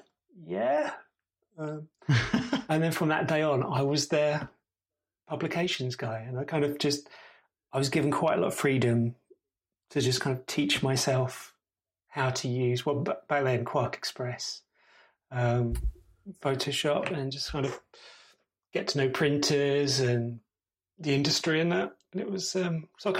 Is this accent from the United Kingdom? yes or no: yes; Gravesend, South East England, United Kingdom; moved away as an adult; now in York, United Kingdom; I'm from Gravesend originally